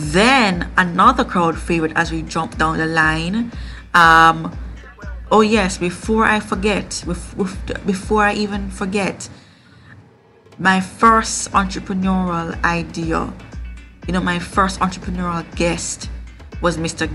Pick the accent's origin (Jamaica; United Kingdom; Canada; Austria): Jamaica; Kingston; the certified diva from kingston jamaica which is located in the caribbean